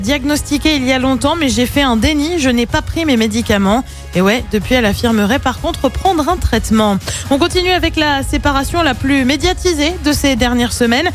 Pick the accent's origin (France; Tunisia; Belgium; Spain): France; Saint-Étienne, Auvergne-Rhône-Alpes; dans la Loire, chez nous, à Saint-Étienne